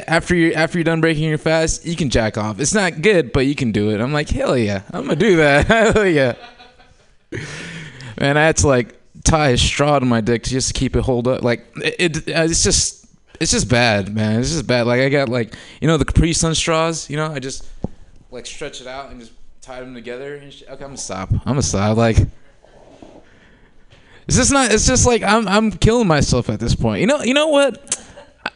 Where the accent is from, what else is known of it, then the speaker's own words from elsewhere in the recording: Oakland, California, United States; also born or lived in Humboldt County; I was born and raised in Oakland before it was gluten-free.